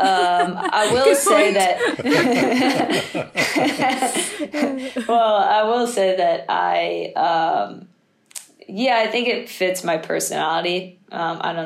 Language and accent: English; East Coast, United States; moved away as an adult; now in Manchester, United Kingdom; I grew up on the East Coast